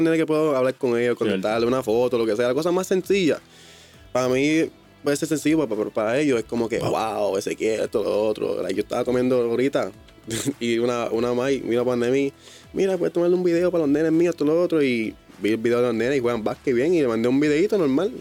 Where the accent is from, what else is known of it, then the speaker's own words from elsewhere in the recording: United States; moved away as an adult; now in Puerto Rico; Yo soy, yo soy gringo